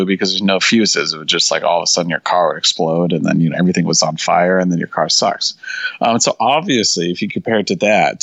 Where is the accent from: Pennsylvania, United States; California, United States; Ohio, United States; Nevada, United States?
California, United States; Northern; also born or lived in Los Angeles; I grew up in Northern California in the country